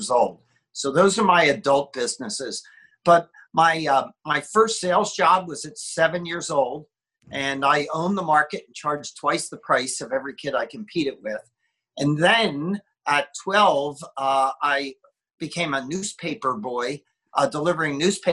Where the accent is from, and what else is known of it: Philadelphia, Pennsylvania, United States; born or raised there; moved away as an adult; now in Southern California, United States